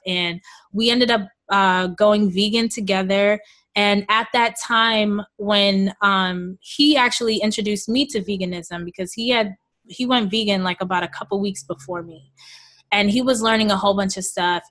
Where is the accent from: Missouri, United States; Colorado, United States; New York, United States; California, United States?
New York, United States; New York City; I was born and raised in Queens, New York, uh, to Jamaican parents.